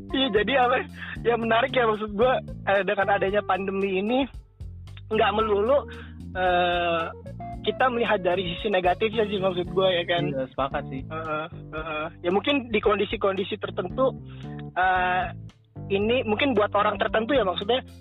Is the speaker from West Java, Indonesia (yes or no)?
no; Jakarta, Indonesia; iya bahasa Betawi gue orang Betawi kan